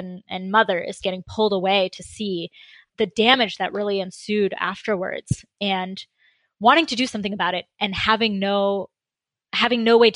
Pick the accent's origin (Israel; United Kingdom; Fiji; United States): United States; Concord, Massachusetts; also born or lived in India; I was born in Concord, Massachusetts, but my family is, my parents emigrated from India